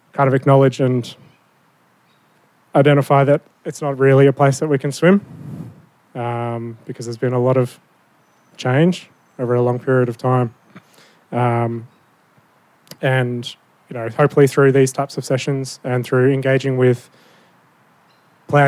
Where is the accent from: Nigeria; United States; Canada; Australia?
Australia; Minjerribah, Queensland; from Minjeriba